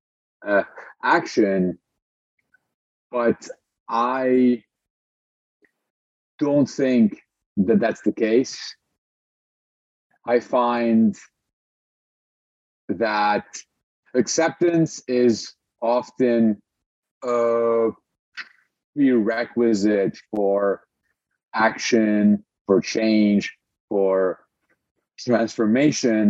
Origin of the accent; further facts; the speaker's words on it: Lebanon; moved away as an adult; also born or lived in Montreal; I was born and raised in Lebanon